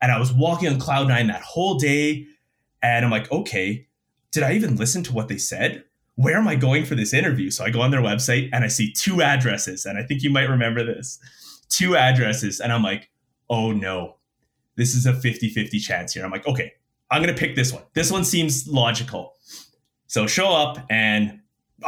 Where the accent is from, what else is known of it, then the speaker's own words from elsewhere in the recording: Winnipeg, Manitoba, Canada; moved away as an adult; also born or lived in Calgary; born and raised in Winnipeg.